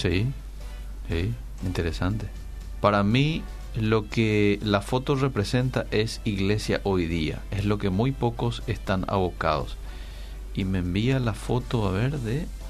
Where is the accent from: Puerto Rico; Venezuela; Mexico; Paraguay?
Paraguay; estamos pasando como como paraguayos a nivel mundial